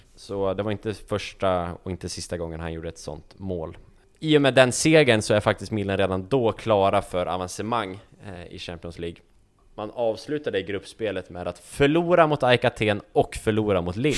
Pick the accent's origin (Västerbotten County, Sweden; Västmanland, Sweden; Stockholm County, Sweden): Västmanland, Sweden; Västerås; jag var hemma på min altan hemma i Västerås, på, i villan jag uppväxt